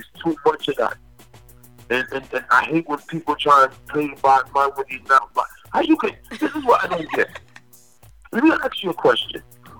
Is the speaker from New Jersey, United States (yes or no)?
yes; Newark, New Jersey, United States; I'm from Newark, Brick City. We don't take that type of disrespect over here. And I love my city.